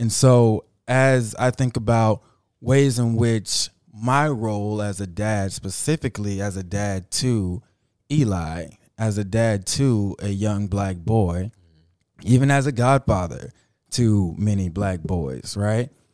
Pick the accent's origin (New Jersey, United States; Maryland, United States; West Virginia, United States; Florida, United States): Florida, United States; Miami; I'm from Miami